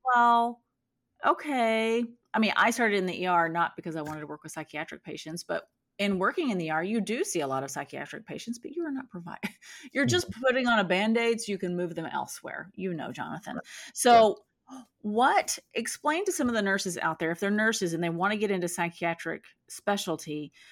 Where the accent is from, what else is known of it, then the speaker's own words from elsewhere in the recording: Texas, United States; moved away as an adult; now in California, United States; I'm from Texas